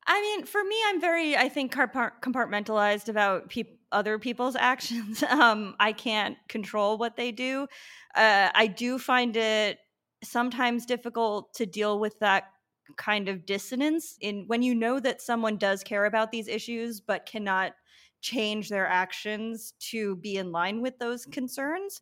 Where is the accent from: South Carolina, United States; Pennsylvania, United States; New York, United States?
New York, United States; Long Island; moved away as an adult; also born or lived in Brooklyn, New York; now in San Juan, Puerto Rico; I grew up on Long Island